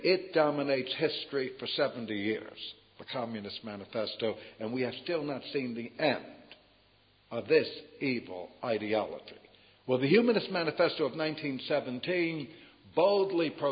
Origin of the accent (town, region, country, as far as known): United States